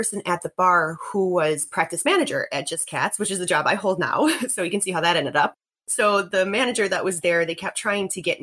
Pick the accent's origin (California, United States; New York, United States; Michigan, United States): New York, United States; Buffalo; I grew up in Buffalo